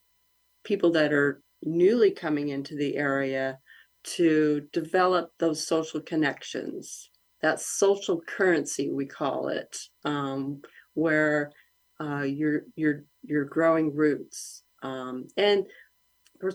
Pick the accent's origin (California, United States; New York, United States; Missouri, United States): California, United States; Grass Valley; I grew up in Nevada County. I lived there since I was five in a little town of Grass Valley.